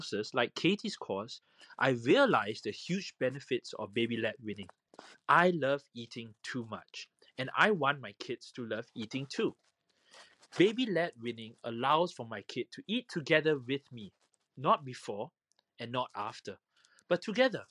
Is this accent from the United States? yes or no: no; Singapore; I am from Singapore